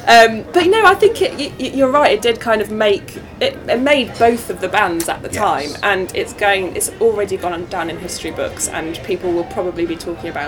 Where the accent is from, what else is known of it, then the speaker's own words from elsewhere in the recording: Nottingham, East Midlands, United Kingdom; regardless, I'm from Nottingham, so I'm from the Midlands, so I could like either, to be honest.